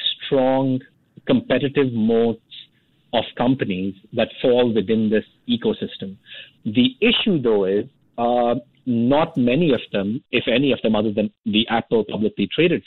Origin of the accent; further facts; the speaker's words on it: Delhi, India; my hometown in Delhi